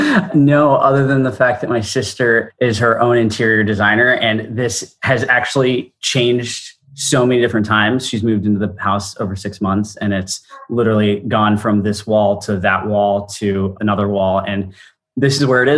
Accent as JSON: {"language": "English", "country": "India", "tie": "born or raised there", "also_born_or_lived": "Singapore", "said": "spending most of my life in India. I'm Indian by origin. And growing up abroad set a lot of who I am today."}